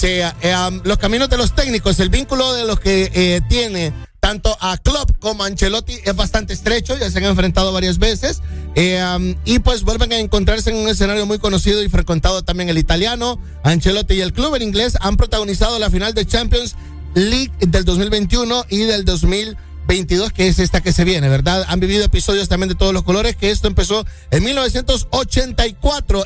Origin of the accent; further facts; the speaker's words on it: Honduras; como los hondureños. O sea, yo estoy incluido en ello.